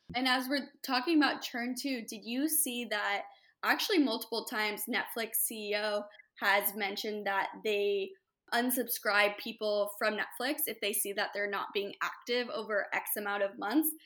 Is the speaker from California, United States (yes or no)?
yes; Hermosa Beach, California, United States; also born or lived in upstate New York; I'm born and raised in Hermosa Beach. So L A native